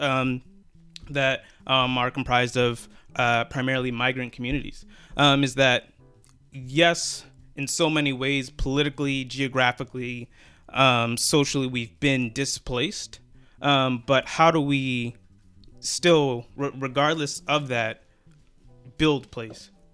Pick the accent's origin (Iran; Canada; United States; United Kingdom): United States; Philadelphia, Pennsylvania; used to play for the 76ers, um, my hometown team